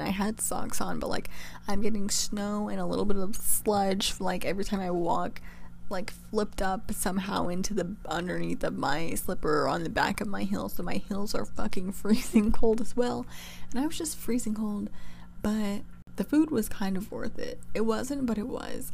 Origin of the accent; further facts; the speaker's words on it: California, United States; moved away as an adult; now in New York, United States; I'm from California and I'm now going to school in New York